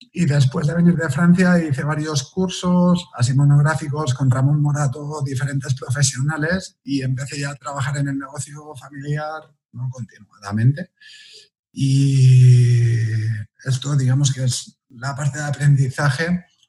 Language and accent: Spanish; Viladecans, Catalonia, Spain; nací en Vila de Cans, una ciudad que está al lado de Barcelona